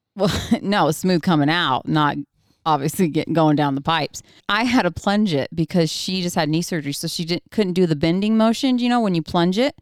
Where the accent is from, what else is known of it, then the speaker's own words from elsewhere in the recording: Oregon, United States; moved away; we were born and raised in Oregon, so he still actually lives on the small ranch that I was raised on